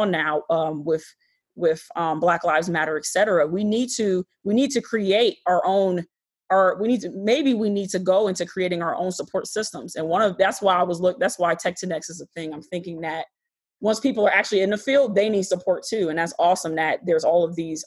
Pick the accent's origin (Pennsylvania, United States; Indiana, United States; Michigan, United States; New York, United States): Michigan, United States; Detroit; moved away as an adult; also born or lived in Wixom, Michigan; now in Chicago, United States; I'm originally from Michigan. I was born in Detroit